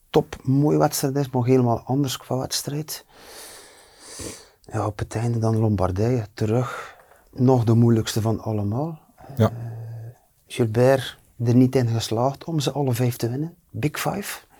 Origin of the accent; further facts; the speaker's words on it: Flanders, Belgium; ik als Vlaming